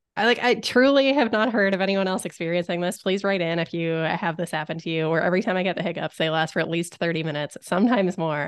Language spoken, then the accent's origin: English; Canada; I, a Canadian